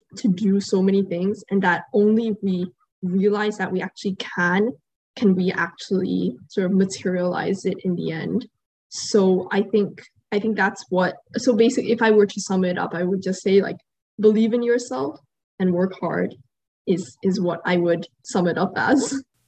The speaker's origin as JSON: {"language": "English", "country": "Qatar", "tie": "born or raised there", "said": "growing up here"}